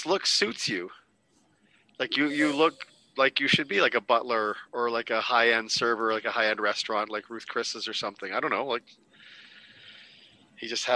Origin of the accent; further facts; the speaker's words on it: Canada; As a Canadian